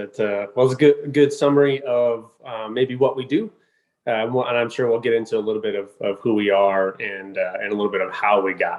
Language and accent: English; Southern California, United States; moved away as an adult; also born or lived in Colorado Springs, Colorado; I grew up in Southern California